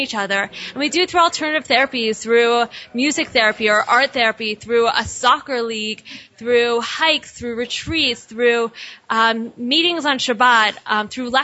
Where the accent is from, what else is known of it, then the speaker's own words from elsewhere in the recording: Pittsburgh, Pennsylvania, United States; now in Israel; I'm from Pittsburgh